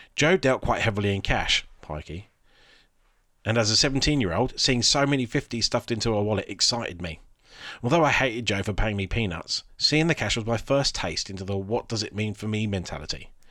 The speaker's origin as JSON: {"language": "English", "area": "Alderstone", "region": "England", "country": "United Kingdom", "tie": "born or raised there", "said": "my hometown, Alderstone"}